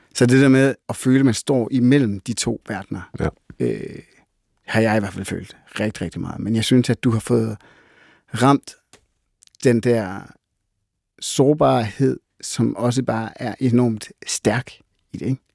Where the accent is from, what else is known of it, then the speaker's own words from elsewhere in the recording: Jutland, Denmark; jeg er sygt meget fra Jylland